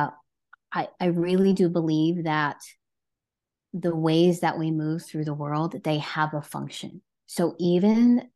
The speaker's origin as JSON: {"language": "English", "region": "New Jersey", "country": "United States", "tie": "born or raised there", "also_born_or_lived": "California / Washington", "moved": "yes", "lives_now": "Connecticut, United States", "said": "I have born and raised in New Jersey"}